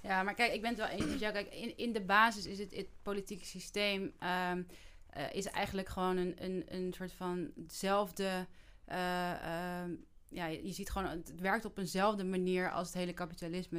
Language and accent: Dutch; Netherlands; wij als Nederlanders onze geschiedenis helemaal niet kennen